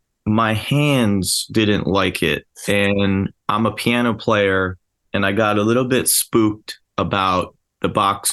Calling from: Philadelphia, Pennsylvania, United States; South Philly, baby.

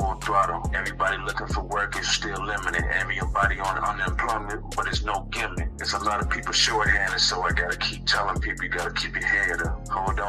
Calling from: Chicago, Illinois, United States; I'm calling from Chicago, Illinois.

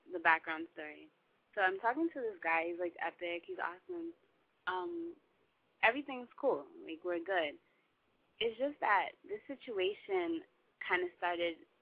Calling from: New Jersey, United States; Um, I'm from New Jersey, North Jersey, New York City, City metropolitan area. Um, I'm 21

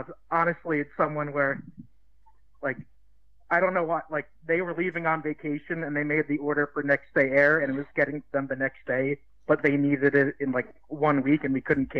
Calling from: Merrick, New York, United States; I'm calling from Merrick, New York on Long Island.

